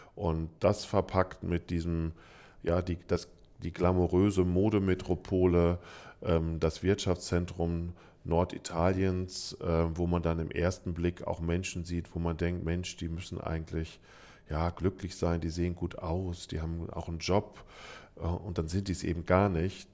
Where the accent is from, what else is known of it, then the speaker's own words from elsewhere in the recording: Frankfurt am Main, Hesse, Germany; ich komme aus Frankfurt am Main